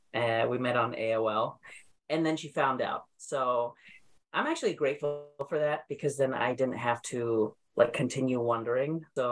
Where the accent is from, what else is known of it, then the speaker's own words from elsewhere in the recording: Turlock, California, United States; moved away as an adult; also born or lived in London, United Kingdom; now in New York, United States; I was born in London, grown up in California my whole life, but I live in New York. I am a comedian. I'm 38. I use he, him pronouns, and I identify as gay.